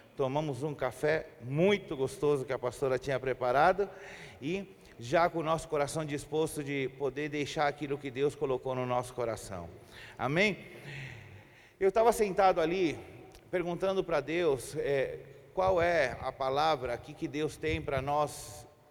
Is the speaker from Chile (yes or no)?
yes; Chile; Portuguese is a second language; moved away as an adult; also born or lived in Brazil; eu sou chileno, moro no Chile já fazem doze anos. Morei trinta anos no Brasil